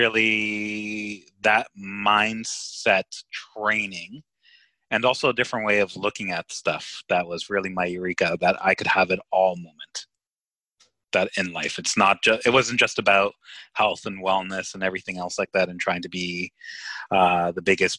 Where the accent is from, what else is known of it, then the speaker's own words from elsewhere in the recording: Cyprus; moved away; I'm from Cyprus and I love Cyprus, and you know, I haven't been there in a while